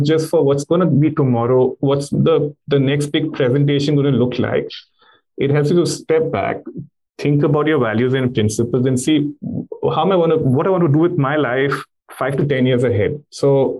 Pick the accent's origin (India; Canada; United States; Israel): India; me being an Indian